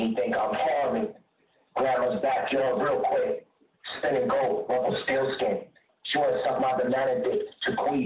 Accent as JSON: {"language": "English", "town": "Philadelphia", "region": "Pennsylvania", "country": "United States", "said": "I'm from Philly"}